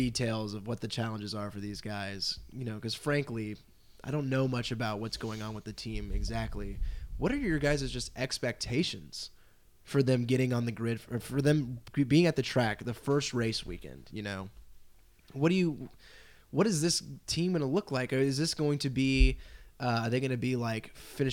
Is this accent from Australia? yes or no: no; United States; we're American.